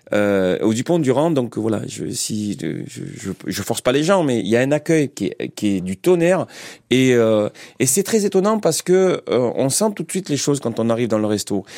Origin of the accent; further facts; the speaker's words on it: Marseille, Provence-Alpes-Côte d'Azur, France; accent: Marseillais; moved away as an adult; also born or lived in Paris; j'arrive quoi de, Marseille, donc j'ai un accent assez, assez prononcé